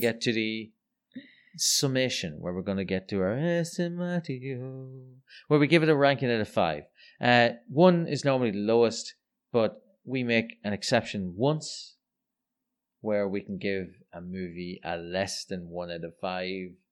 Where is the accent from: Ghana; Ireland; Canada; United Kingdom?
Ireland; I'm Irish